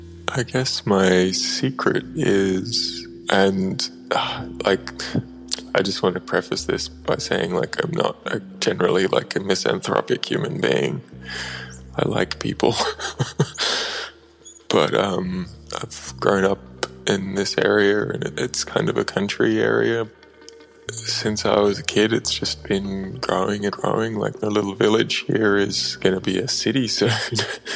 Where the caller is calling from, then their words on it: Australia; I'm calling from Australia.